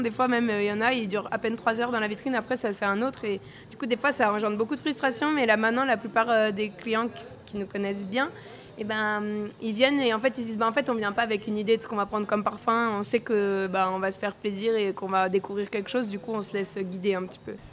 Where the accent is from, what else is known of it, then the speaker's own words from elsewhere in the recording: Corsica, France; chez moi en Corse